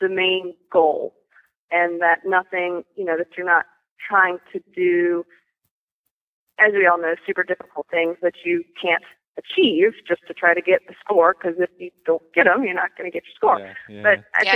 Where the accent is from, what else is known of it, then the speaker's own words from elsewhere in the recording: Charleston, South Carolina, United States; I'm from Charleston, South Carolina.